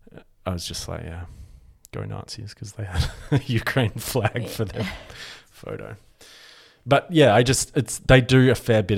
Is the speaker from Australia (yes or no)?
yes; Australia; Like white, like I'm as Australian as you are you're not like bringing your like post-colonial apologetic ideals to my community.